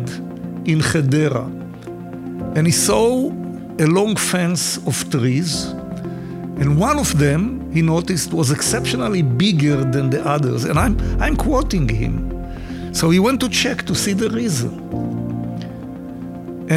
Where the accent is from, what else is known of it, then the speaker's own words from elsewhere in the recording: Haifa, Haifa District, Israel; also born or lived in Negev; I grew up in Haifa, in the city, to a middle-upper-class family.